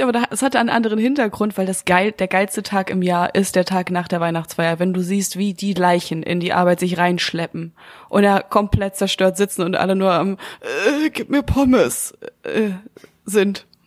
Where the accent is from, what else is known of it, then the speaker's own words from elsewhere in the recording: Münster, North Rhine-Westphalia, Germany; moved away; Ich bin ja so viel behüteter aufgewachsen im kleinen süßen Münster